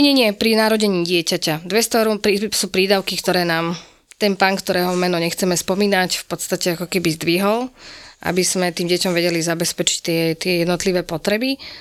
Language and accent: Slovak; Spišská Nová Ves, Košice Region, Slovakia; som teda zo Spišskej Novej Vsi